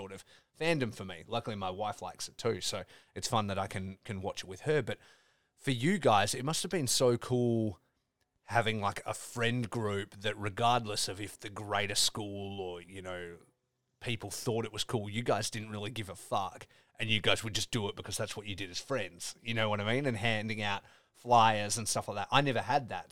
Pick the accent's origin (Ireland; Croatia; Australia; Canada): Australia; growing up in Australia